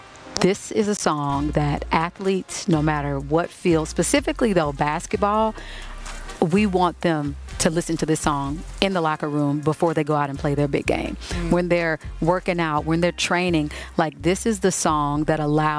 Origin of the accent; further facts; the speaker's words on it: Kansas City, United States; I'm from Kansas City